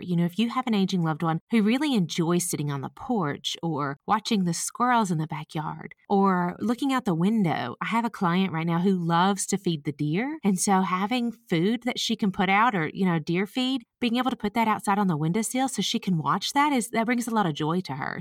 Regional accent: the South, United States; accent: Southern; I'm from the South, if you can't tell by my accent

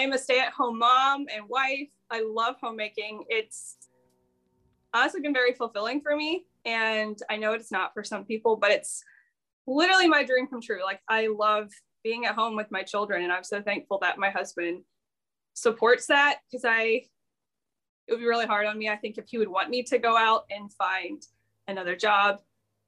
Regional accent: Ohio, United States; moved away as an adult; now in South Carolina, United States; I was from Ohio originally, and I moved to South Carolina when we got married.

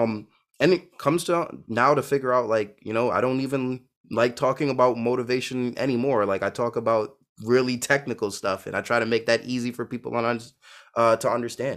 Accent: New York City, New York, United States; I grew up in Brooklyn, New York

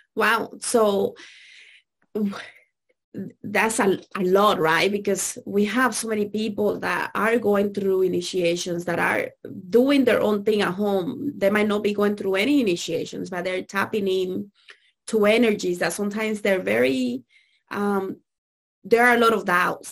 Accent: Dominican Republic; I grew up in Dominican Republic

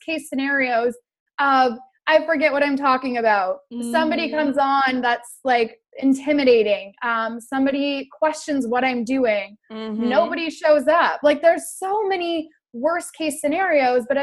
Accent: Canada; I'm from Canada.

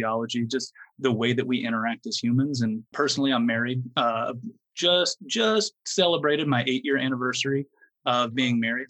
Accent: Fort Worth, Texas, United States; I'm from the Dallas-Fort Worth area on the western side, the Fort Worth part of the Dallas-Fort Worth duo

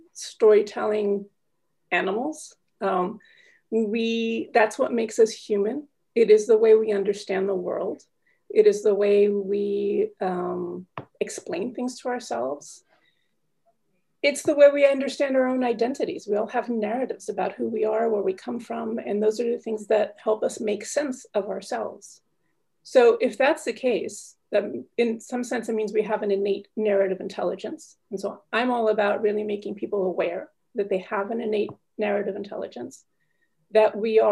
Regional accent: United States; now in Paris, France; I'm calling in from Paris, France. Although I'm American, but I've been living here for 18 years now.

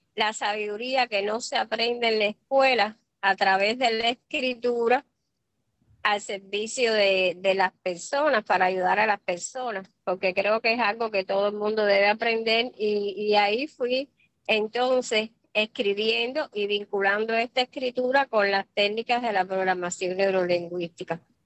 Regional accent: Cuba; moved away as an adult; now in Miami, United States; yo soy cubana

